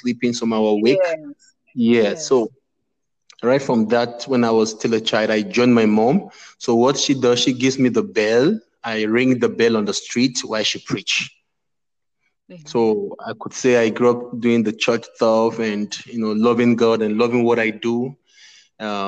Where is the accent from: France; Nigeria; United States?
Nigeria; Northern Nigeria; I am from Nigeria. I'm from the eastern part of the country, but I grew up in the northern part of the country.